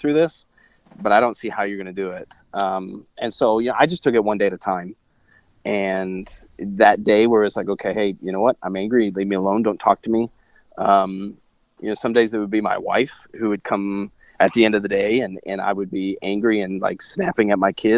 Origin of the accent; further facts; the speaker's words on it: Truman Lake, Missouri, United States; I grew up around Truman Lake in Missouri